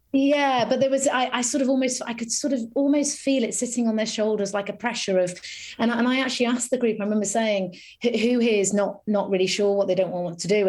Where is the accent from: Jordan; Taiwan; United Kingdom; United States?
United Kingdom; a little village near Harrogate, Yorkshire and the Humber; also born or lived in London; I spent most of my childhood in North Yorkshire